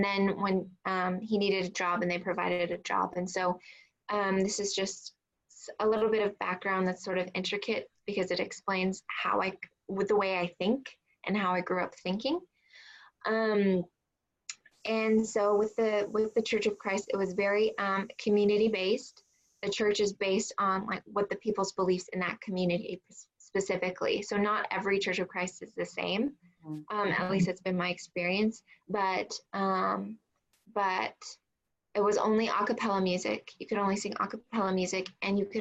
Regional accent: San Diego, California, United States; also born or lived in Riverside, California; I grew up in San Diego for part of the time, and then SoCal, like Riverside area. I am a California girl.

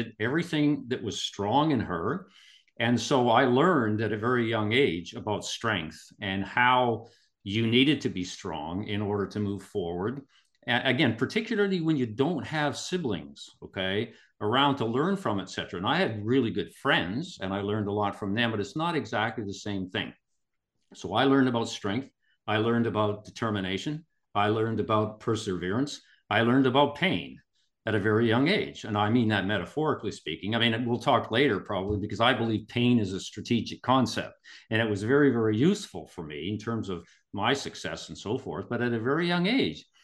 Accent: Kimberley, British Columbia, Canada; now in Vancouver, Canada; I was born and raised in Kimberley, British Columbia, Canada

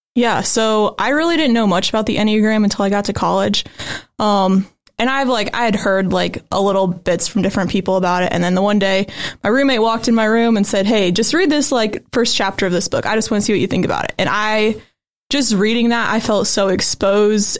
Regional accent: Goshen, Indiana, United States; I'm from Goshen, Indiana, so right around here

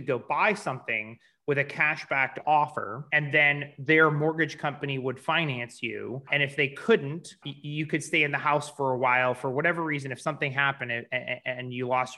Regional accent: St. Louis, Missouri, United States; I'm from St. Louis

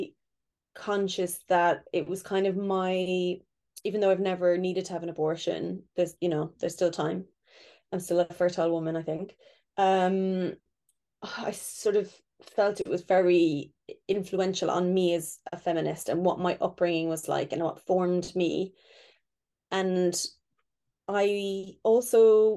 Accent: Ireland; moved away; growing up in Ireland where abortion was illegal and so taboo and so not discussed

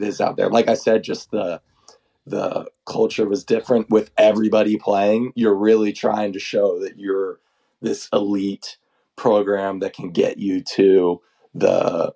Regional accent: Oklahoma, United States; I'm the guy from Oklahoma

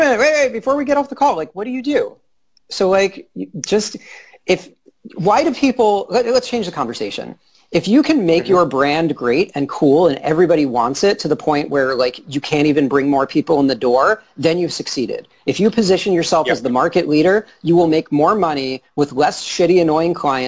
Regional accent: New York, United States; I'm from New York

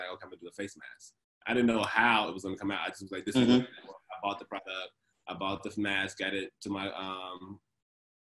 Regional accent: Chicago, Illinois, United States; I grew up in Inglewood, south side of Chicago

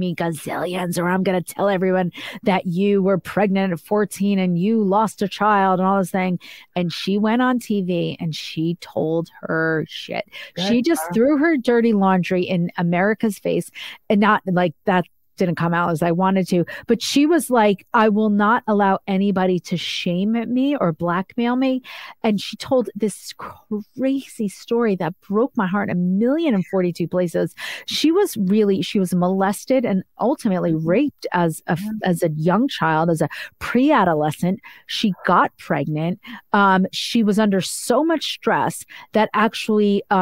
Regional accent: Northeast, United States; I'm like from the Northeast

